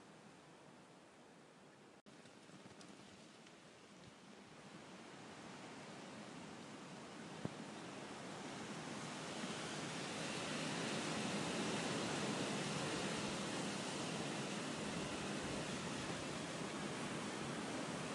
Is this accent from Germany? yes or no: no; United Kingdom; accent: British; the Britishness of my accent.